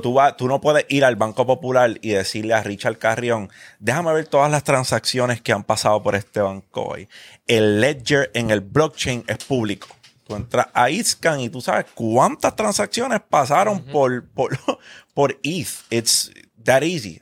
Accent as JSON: {"language": "Spanish", "town": "Carolina", "country": "Puerto Rico", "tie": "born or raised there", "said": "Yo me crié en Parque Ecuestre. yo viví 12 años de mi vida en Parque Ecuestre."}